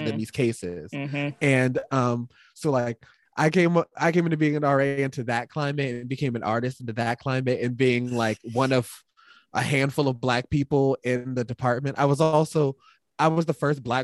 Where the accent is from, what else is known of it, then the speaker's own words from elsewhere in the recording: Winslow Township, New Jersey, United States; also born or lived in Philadelphia, Pennsylvania / Washington, District of Columbia, United States; I was born in Philly at in Temple, then raised a bunch in like Southern Jersey, Camden County, Winslow Township, like all of that area, Southern Jersey.